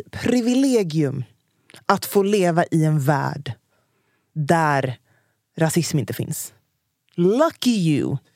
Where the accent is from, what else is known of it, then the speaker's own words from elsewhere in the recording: Norrland, Sweden; Nej, för att jag är från Norrland.